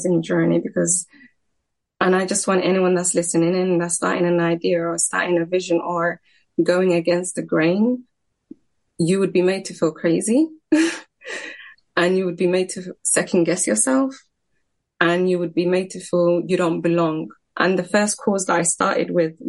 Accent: London, United Kingdom; I was raised in Tower Hamlets, one of seven siblings.

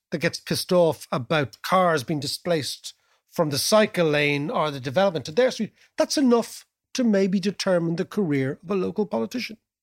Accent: Dublin, Leinster, Ireland; we're from Dublin

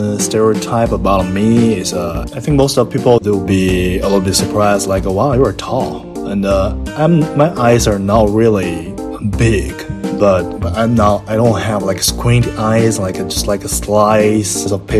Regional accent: Beijing, China; from Beijing, China.

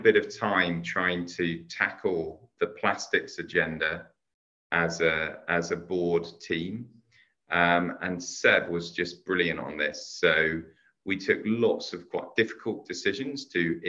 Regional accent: Hampton, London, United Kingdom; I grew up in Hampton in Middlesex.

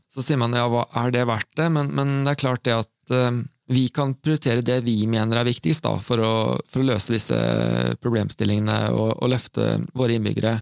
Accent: Sarpsborg, Østfold, Norway; siden jeg er sarping

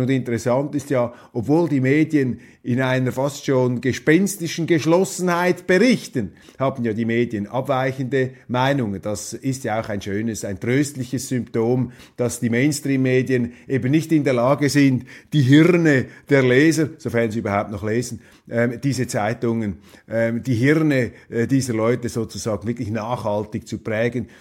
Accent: Switzerland; als Schweizer

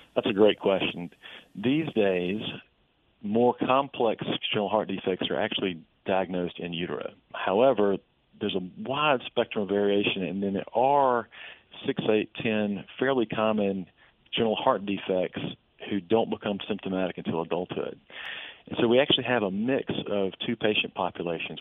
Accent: Vicksburg, Mississippi, United States; my hometown of Vicksburg

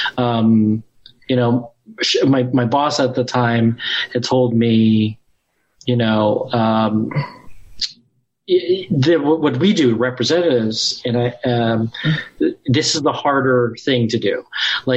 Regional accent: Ohio, United States; moved away; I'm from Ohio.

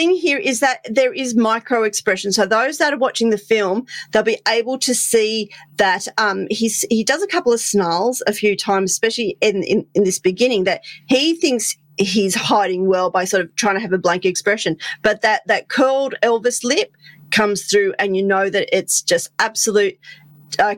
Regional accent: Australia; I'm an Aussie

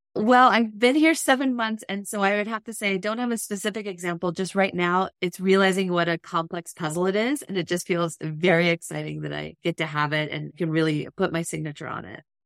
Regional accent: California, United States; I grew up in California

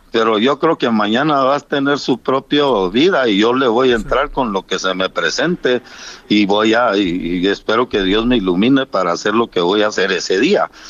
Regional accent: Mexico; yo como mexicano

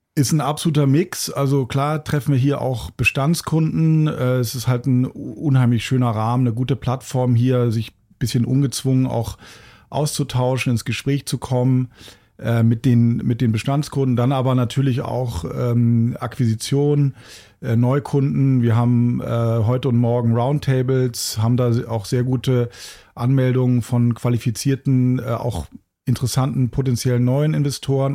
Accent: Hamburg, Germany; Hamburg ist ja meine Heimatstadt

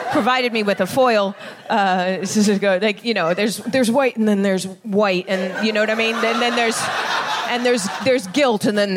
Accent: England, United Kingdom; also born or lived in Netherlands; I grew up here in the West. I grew up in, in pretty much in England and in the Netherlands.

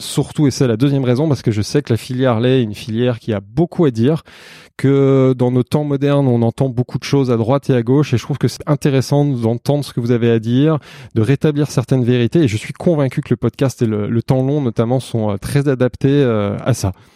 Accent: Savoie, Auvergne-Rhône-Alpes, France; en Savoie, dans ma région d'origine

